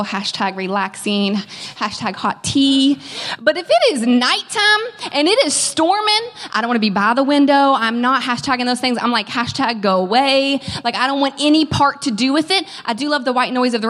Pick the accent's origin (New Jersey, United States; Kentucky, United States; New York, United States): Kentucky, United States; moved away as an adult; now in California, United States; I am from Kentucky